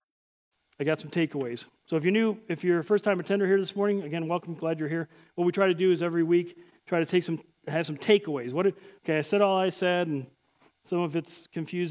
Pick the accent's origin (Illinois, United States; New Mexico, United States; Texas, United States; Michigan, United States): Illinois, United States; Chicago; I'm from Chicago.